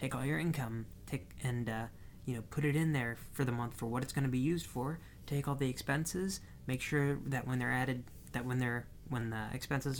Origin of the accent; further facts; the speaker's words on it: Midwest, United States; we're from the Midwest